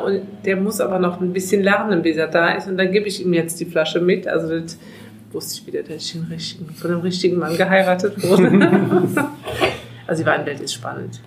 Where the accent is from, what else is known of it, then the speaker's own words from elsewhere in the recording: Eifel, near Mayen, Rhineland-Palatinate, Germany; moved away as an adult; now in Moselle, Germany; ich komme aus der Eifel, aus der Nähe von Main